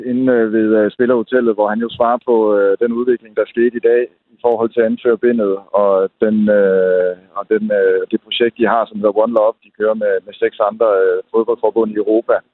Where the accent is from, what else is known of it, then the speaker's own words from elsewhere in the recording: Denmark; når man som dansker er vant til ultimativ frihed og selvfølgelig også pressefrihed